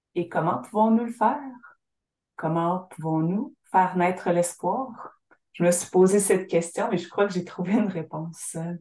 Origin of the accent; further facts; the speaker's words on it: Syilx Nation, British Columbia, Canada; de ma terre natale, la nation Sili, un endroit appelé Kulo, le lieu de la terre jaune. C'est ici que j'ai grandi